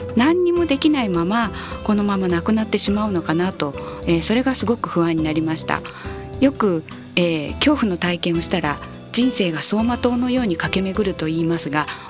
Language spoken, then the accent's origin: Japanese; Tokyo, Japan; moved away; also born or lived in Hyogo; 東京出身だったので